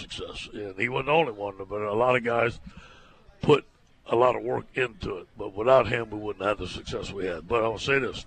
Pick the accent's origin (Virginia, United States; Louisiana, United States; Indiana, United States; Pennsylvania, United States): Louisiana, United States; Cajun; accent: Cajun; I'm Cajun, man. I love my heritage.